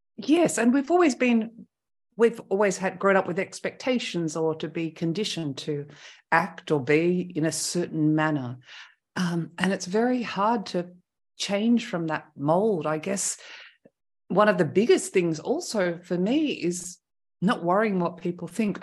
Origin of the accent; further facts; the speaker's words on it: Australia; moved away as an adult; now in France; first winter as an Australian was pretty cold.